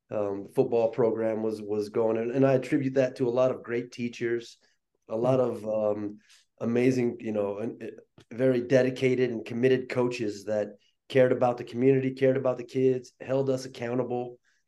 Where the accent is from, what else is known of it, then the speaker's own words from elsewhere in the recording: Chester, Montana, United States; also born or lived in Detroit, Michigan; I grew up in Chester, Montana, was born in Detroit, come from kind of a mixed background